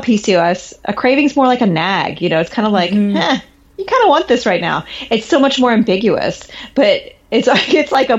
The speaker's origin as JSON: {"language": "English", "region": "Midwest", "country": "United States", "tie": "born or raised there", "said": "I grew up in the Midwest where tornado alarms happened every Monday at noon"}